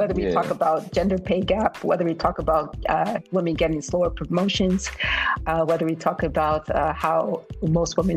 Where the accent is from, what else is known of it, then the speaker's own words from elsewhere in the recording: United States; accent: American; moved away as an adult; also born or lived in Germany / Turkey / Kenya; now in Nigeria; having grown up in the U.S. as a Black woman, a Black African woman